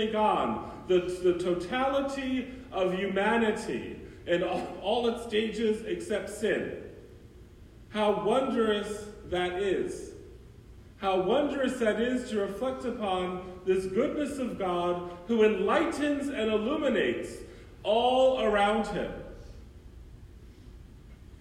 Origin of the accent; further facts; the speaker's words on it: New York, United States; now in Brooksville, United States; I grew up in New York